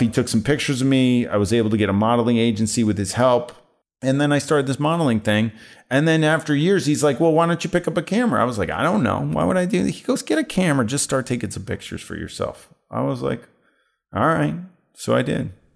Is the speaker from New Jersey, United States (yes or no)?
yes; New Jersey, United States; I grew up in New Jersey